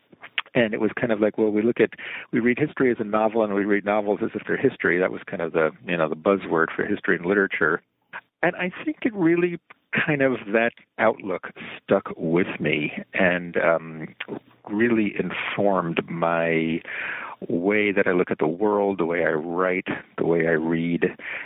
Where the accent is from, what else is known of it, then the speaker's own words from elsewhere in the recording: New York, United States; Sure. Well, I grew up on Long Island. I'm a child of the 50s, kind of the Leave It to Beaver era